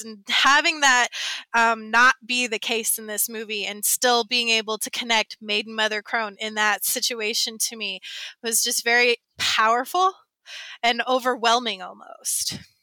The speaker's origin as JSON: {"language": "English", "region": "the South", "country": "United States", "tie": "born or raised there", "said": "I grew up in the South and in a very white area in the South"}